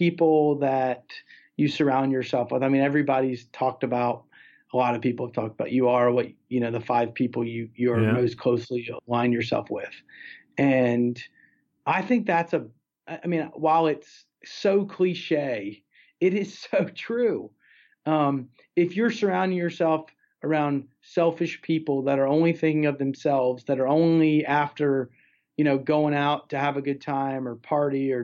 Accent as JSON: {"language": "English", "country": "United States", "tie": "born or raised there", "said": "I didn't choose growing up in America or being American"}